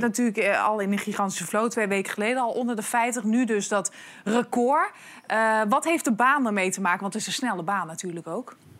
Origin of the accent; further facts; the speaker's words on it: Prinsenbeek, North Brabant, Netherlands; Ik kom uit het zuiden. Sterker nog, ik kom uit Prinsenbeek